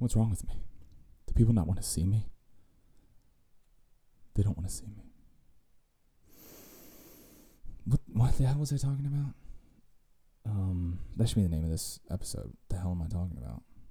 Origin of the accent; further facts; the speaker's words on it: Virginia, United States; we're hillbillies from Virginia